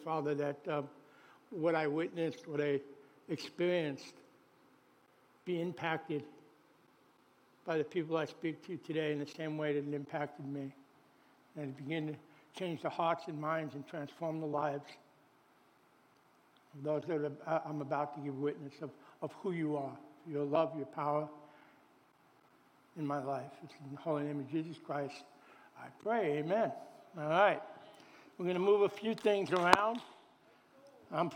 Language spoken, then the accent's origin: English; New York City, New York, United States; I was born in Brooklyn.